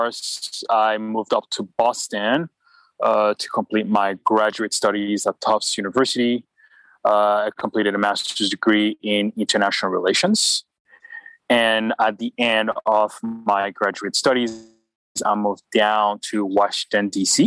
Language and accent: English; Port-au-Prince, Ouest, Haiti; moved away as an adult; also born or lived in New York, United States; now in United States; I grew up in Port-au-Prince, Haiti